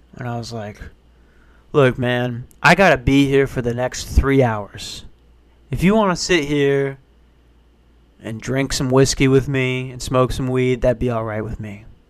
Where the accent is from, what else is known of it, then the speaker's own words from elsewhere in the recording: Minnesota, United States; I'm from Minnesota